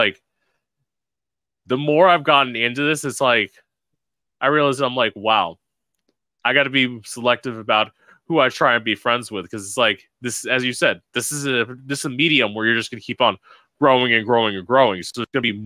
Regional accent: South Florida, United States; also born or lived in Orlando; I'm originally from South Florida, but I'm from small town South Florida

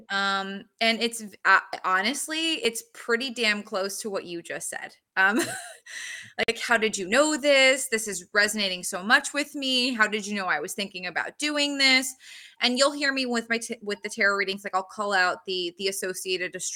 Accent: New Jersey, United States; I'm from Jersey

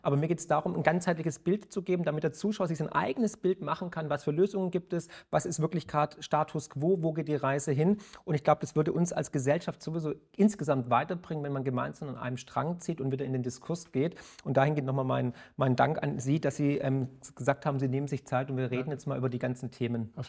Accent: Baden-Württemberg, Germany; born there; Sie sind auch gebürtiger Schwabe wie ich

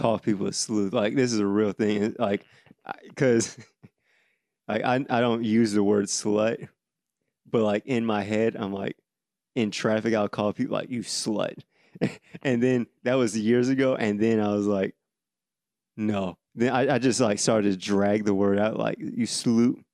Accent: Davenport, Iowa, United States; now in Atlanta, United States; My hometown, Davenport, is known for crime and poverty.

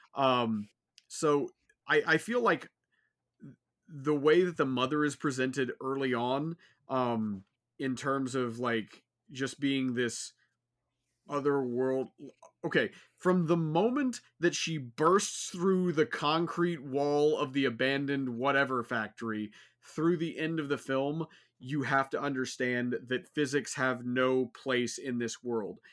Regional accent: Houston, Texas, United States; I'm from Houston

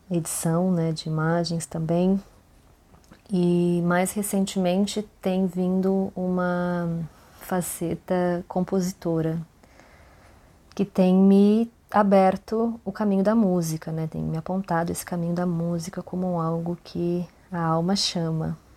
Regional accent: Santo Augusto, Rio Grande do Sul, Brazil; born there; now in Florianópolis, Brazil; tenho 32 anos, dos quais mais da metade foram vividos aqui em Floripa. Eu sou nascida em Santo Augusto, Rio Grande do Sul, uma cidade onde eu nunca morei de fato

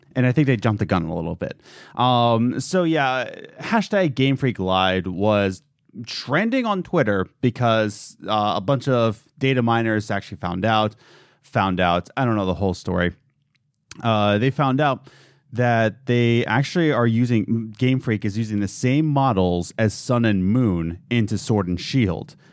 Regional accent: United States; as an American

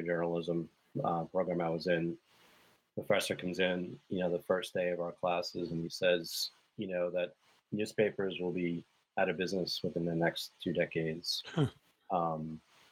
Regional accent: New York City, New York, United States; it began on Staten Island, of all places, the Forgotten Borough. And I lived in Staten Island until late teens, went away to college in upstate New York

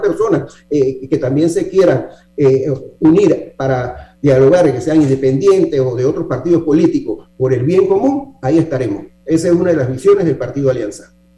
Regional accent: Panama; como para panameño me siento muy cómodo

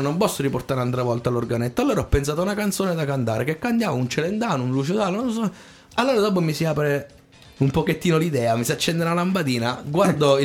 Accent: Tortoreto, Abruzzo, Italy; also born or lived in San Benedetto del Tronto / Corropoli; io originario sono di Tortoreto, poi sì. i miei si sono trasferiti a Corropoli

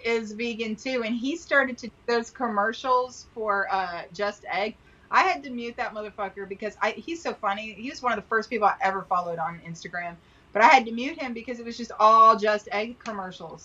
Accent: Texas, United States; I grew up in Texas.

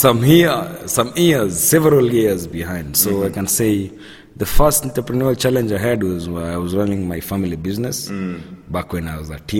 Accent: Kenya; I'm originally from Kenya, but I do business in Africa, across Africa.

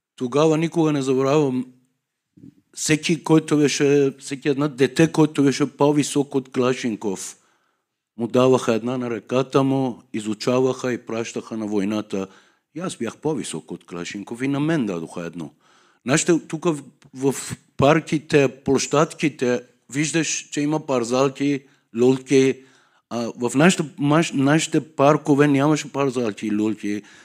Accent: Tehran, Tehran Province, Iran; Bulgarian is a second language; moved away as an adult; now in Sofia, Bulgaria; Аз съм от Иран, Техран, столицата

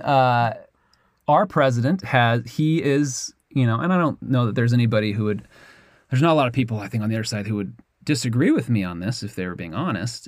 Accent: United States; I'm obviously from America.

